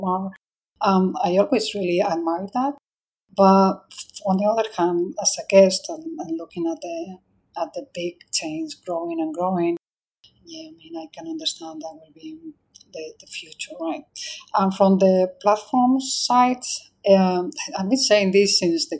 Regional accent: Spain; now in Singapore; I'm from Spain

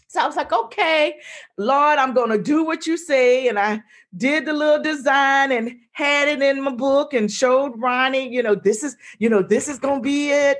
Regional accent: South Carolina, United States; moved away as an adult; also born or lived in Maryland; I grew up in South Carolina

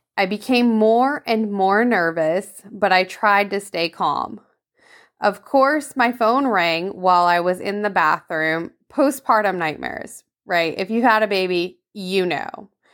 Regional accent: Vermont, United States; moved away; I grew up in Vermont

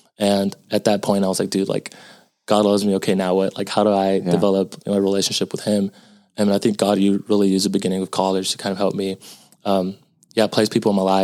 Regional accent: Houston, Texas, United States; also born or lived in Austin, Texas; I was born in Houston, and I currently go to the University of Texas at Austin

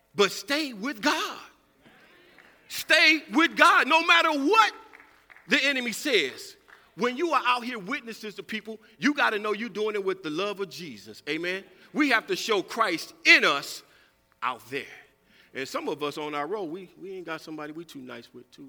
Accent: California, United States; moved away; I'm from California

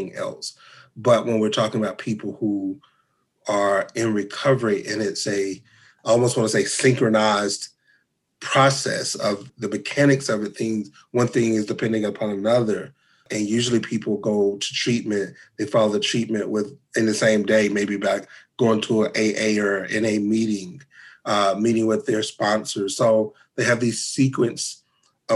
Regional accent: North Carolina, United States; moved away as an adult; now in Lubbock, United States; I am from North Carolina

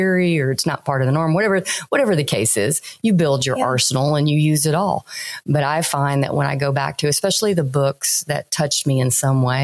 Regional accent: Louisiana, United States; moved away; also born or lived in Florida / Texas; I was born in Florida, raised in Louisiana. I've lived the longest in Texas

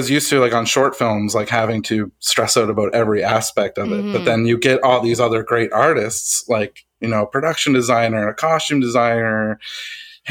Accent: Halifax, Nova Scotia, Canada; also born or lived in Dartmouth, Nova Scotia; I'm from Halifax, Nova Scotia

